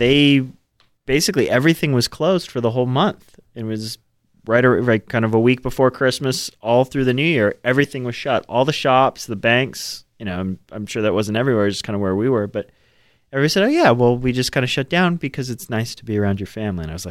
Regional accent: Fairfield, California, United States; I grew up in California

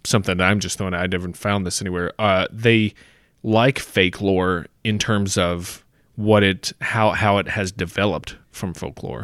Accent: United States; growing up in America

